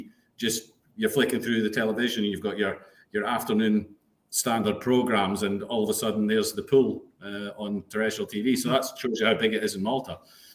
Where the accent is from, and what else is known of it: Scotland, United Kingdom; now in Netherlands